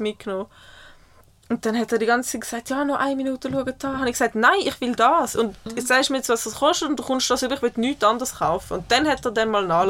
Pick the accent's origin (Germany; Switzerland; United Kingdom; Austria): Switzerland; ich als Schweizer